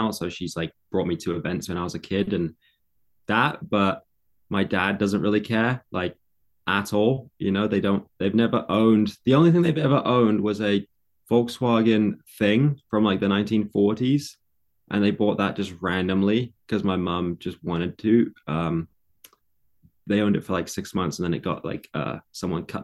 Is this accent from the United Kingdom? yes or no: yes; London, United Kingdom; also born or lived in Egham / Surrey; so, when I was born, I was born in London, in England, and I lived in London area, lots of different places like Egham and Surrey and um, all kinds, all over the place. I moved a lot.